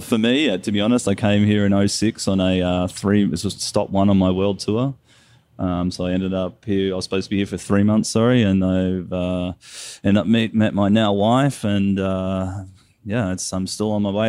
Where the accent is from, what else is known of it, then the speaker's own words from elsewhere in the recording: Kelowna, British Columbia, Canada; we're all people from Kelowna